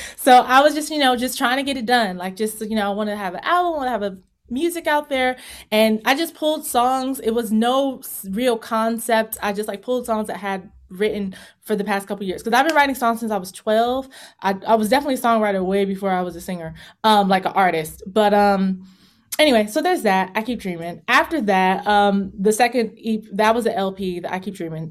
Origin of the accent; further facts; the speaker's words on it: Virginia, United States; moved away as an adult; also born or lived in Los Angeles; I'm from Virginia